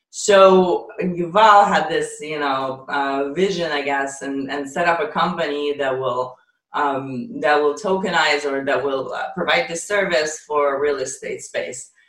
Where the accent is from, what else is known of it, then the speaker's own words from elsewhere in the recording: Ukraine; moved away; also born or lived in Israel; I'm actually Ukrainian. I was I was oh, born okay. in the Soviet Union